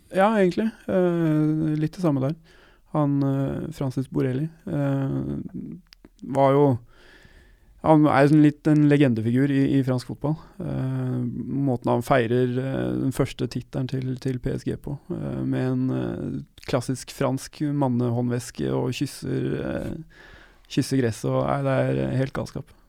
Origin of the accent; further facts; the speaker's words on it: Norway; jeg kommer fra Norge.